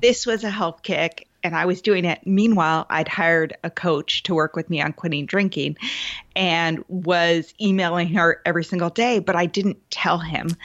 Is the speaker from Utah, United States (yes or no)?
no; Seattle, Washington, United States; I'm from the Seattle area as well.